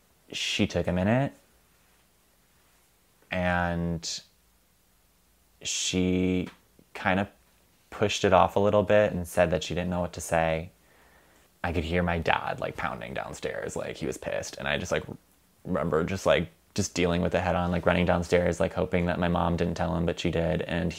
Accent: Chagrin Falls, Ohio, United States; I'm from Chagrin Falls, Ohio.

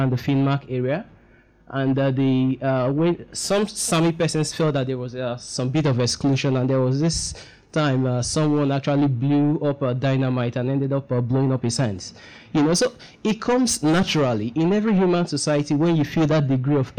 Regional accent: Port Harcourt, Rivers State, Nigeria; I come from Port Harcourt myself

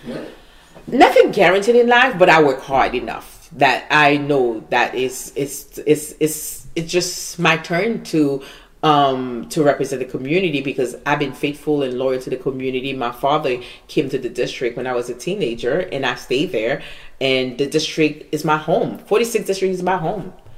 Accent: Haiti; English is a second language; now in United States; I was born in Haiti

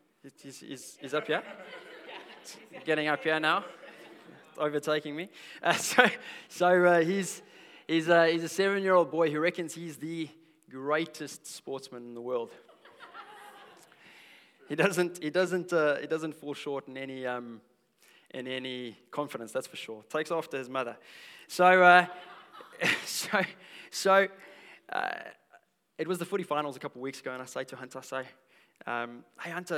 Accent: South Africa; now in Australia; I'm South African. I'm a South African.

